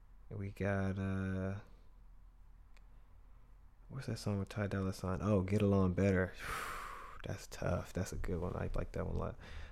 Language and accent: English; West Coast, United States; I'm from the West Coast